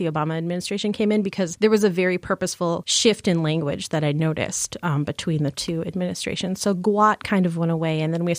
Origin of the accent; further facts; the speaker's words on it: Michigan, United States; if you put your hand out like a mitten, I am from the Pinky region of Michigan.